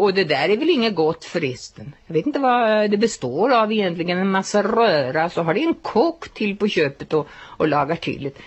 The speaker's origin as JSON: {"language": "Swedish", "country": "Sweden", "said": "Vi är ju inga italienare nämligen, vi är ju svenskar"}